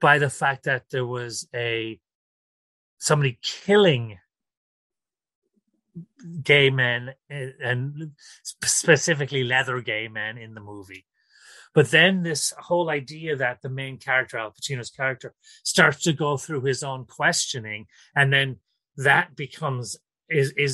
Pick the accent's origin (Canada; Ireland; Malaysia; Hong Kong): Ireland; now in New York City, United States; I am from Ireland originally, but I currently live in New York City